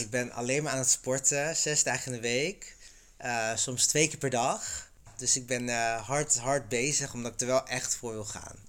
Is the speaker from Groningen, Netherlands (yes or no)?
yes; Groningen, Netherlands; moved away; de provincie Groningen